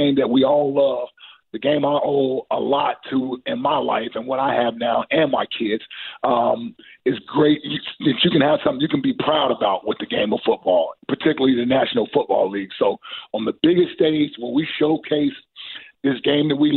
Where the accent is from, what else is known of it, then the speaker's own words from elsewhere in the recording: Cincinnati, Ohio, United States; I'm from Cincinnati